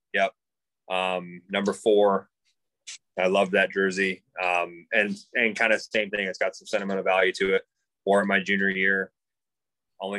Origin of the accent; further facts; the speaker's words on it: Michigan, United States; born and raised in Michigan.